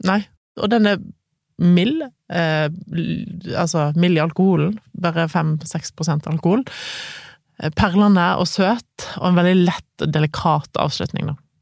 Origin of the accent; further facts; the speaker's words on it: Voss, Vestland, Norway; moved away; Mesteparten av nyttårsaftene har jo ferd på Voss. Det er jo der jeg kommer fra, ofte har vært hjemme på nyttårsaften